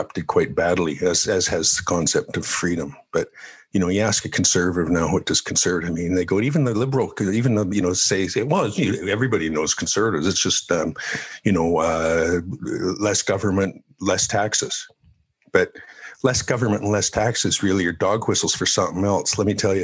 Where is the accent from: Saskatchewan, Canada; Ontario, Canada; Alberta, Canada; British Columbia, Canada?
Alberta, Canada; Calgary; moved away; also born or lived in Ireland; And so we came back to Calgary and lived